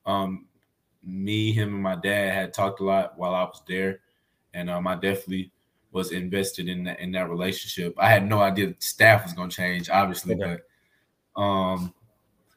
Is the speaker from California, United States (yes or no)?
no; Arkansas, United States; which is where I'm from. We're all from Arkansas